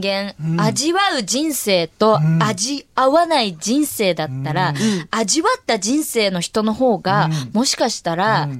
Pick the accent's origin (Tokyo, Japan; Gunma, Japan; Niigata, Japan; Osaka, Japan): Tokyo, Japan; 私たち…二人が東京生まれ、東京育ちなんですけど